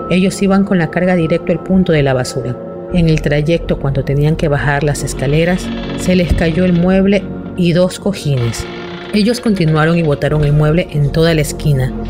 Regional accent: Guayaquil, Guayas, Ecuador; soy de Guayaquil, Ecuador.

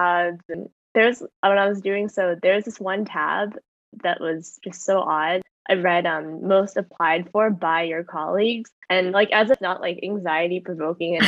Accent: Southern California, United States; moved away as an adult; also born or lived in Philadelphia; I'm from Southern California, grew up there my whole life.

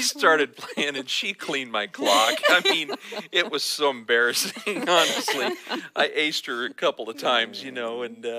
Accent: California, United States; also born or lived in Texas; I was born in Texas while my dad was in seminary. And we lived for about another year in Texas. I don't remember any of that. And but then we came to California, to Northern California, because he was a pastor.

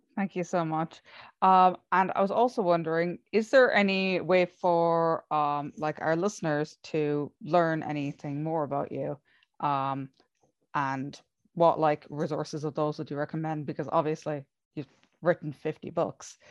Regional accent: Ireland; I come from Ireland

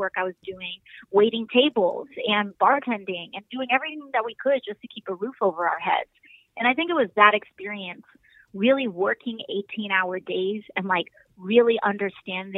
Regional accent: New York City, New York, United States; I'm a third generation Bronxite. I was born here

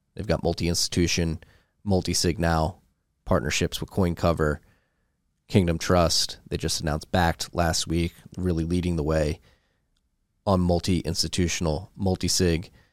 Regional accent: Philadelphia, Pennsylvania, United States; I'm growing up in Philadelphia, we had Reading Terminal in Philadelphia

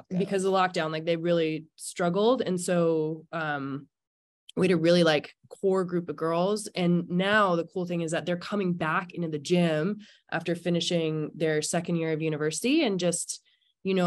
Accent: Squamish, British Columbia, Canada; I grew up in Squamish, BC

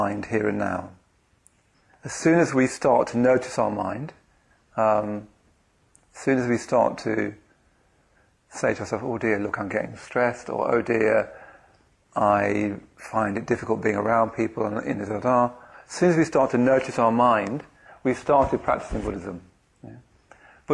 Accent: London, United Kingdom; I come from Bethnal Green in the east end of London

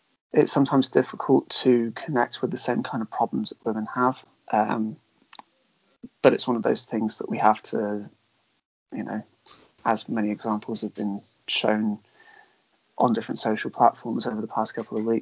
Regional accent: Devon, South West England, United Kingdom; growing up in Devon, it is a very majority white area

